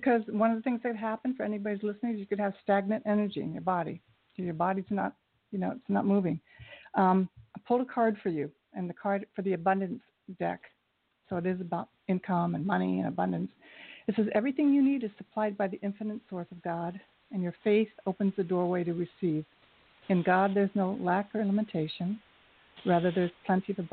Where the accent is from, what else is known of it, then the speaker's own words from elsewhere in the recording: Ohio, United States; I'm from Ohio